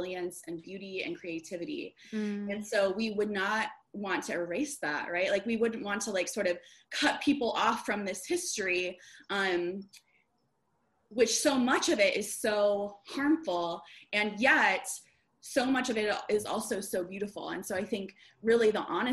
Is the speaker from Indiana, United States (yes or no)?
no; Des Moines, Iowa, United States; also born or lived in Chicago suburbs, Illinois; now in Chicago, United States; I grew up in Des Moines, Iowa, suburbs of Des Moines, Iowa